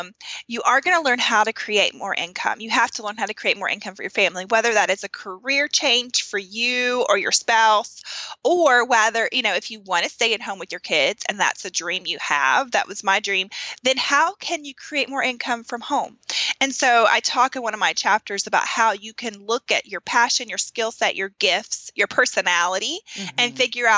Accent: the South, United States; growing up in America, in the South

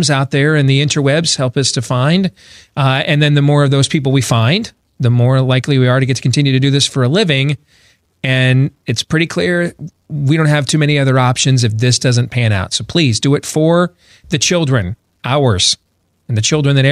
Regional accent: suburb of Grand Rapids, Michigan, United States; I grew up in a racially diverse state, although I lived in one of the lily white suburbs of that racially diverse state

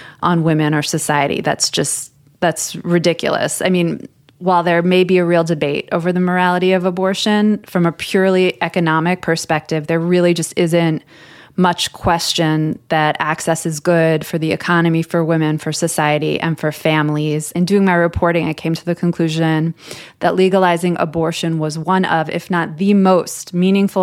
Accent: United States; as an American.

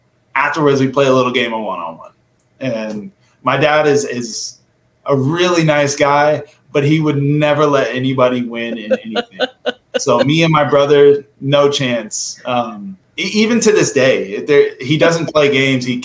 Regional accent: Portland, Oregon, United States; I was born and raised in Portland, Oregon

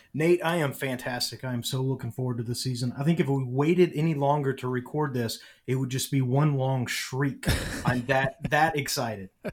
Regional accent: Nashville, Tennessee, United States; moved away; I'm from Nashville originally

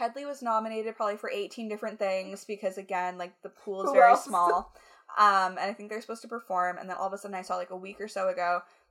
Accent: Canada; huge is a bit of an exaggeration because, again, I'm Canadian.

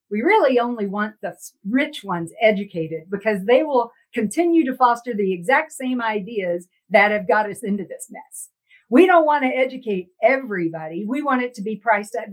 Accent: Texas, United States; now in Denver, United States; I grew up in Texas

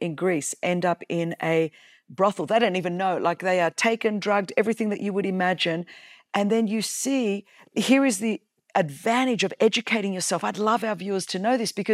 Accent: Australia; I was born in Australia.

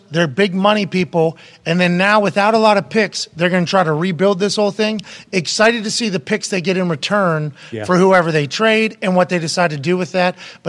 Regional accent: Pittsburgh, Pennsylvania, United States; Obviously, we're from Pittsburgh, so we witnessed you from straight out of college at Ohio all the way through your entire run.

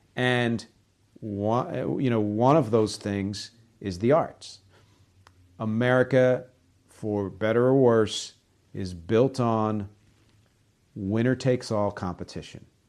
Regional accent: United States; I'm American

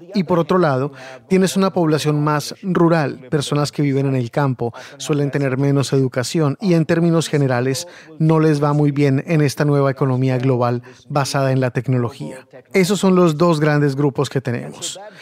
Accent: India; moved away; Yo me crié en India

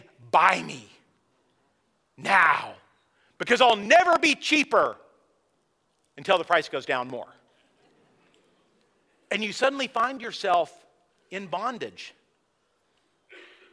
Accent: San Luis Obispo, California, United States; I grew up in California near San Luis Obispo, and it was by the coast

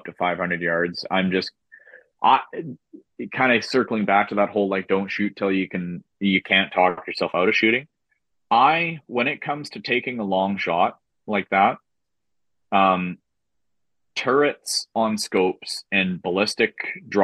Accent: Saskatchewan, Canada; growing up in Saskatchewan in the flatlands

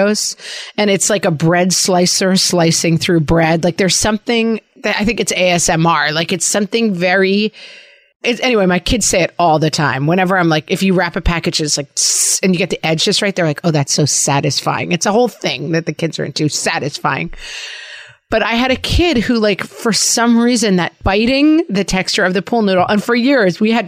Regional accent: New York, United States; accent: New York; my New York accent

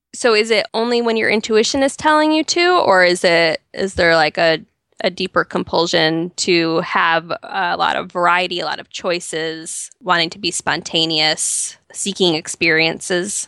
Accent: Chicago suburbs, Illinois, United States; moved away as an adult; now in Nashville, United States; I grew up in the Chicago suburbs, so I'm a very proud Midwestern girl.

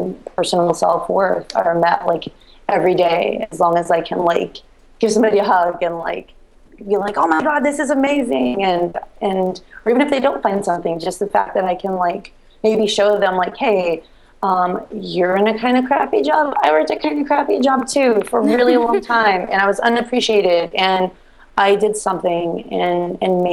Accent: Reno, Nevada, United States; moved away as an adult; now in Baltimore, United States; I grew up in Reno

